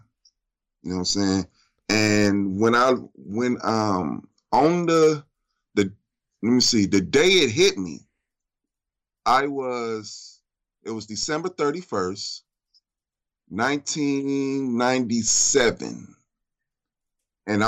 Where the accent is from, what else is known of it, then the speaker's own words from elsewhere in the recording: Compton, California, United States; born and raised in Compton, California.